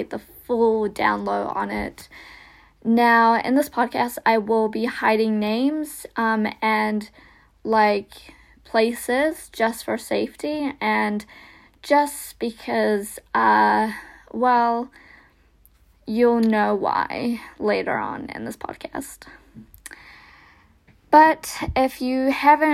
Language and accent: English; New Zealand; accent: American, Kiwi; also born or lived in Russia; after being adopted, I came to New Zealand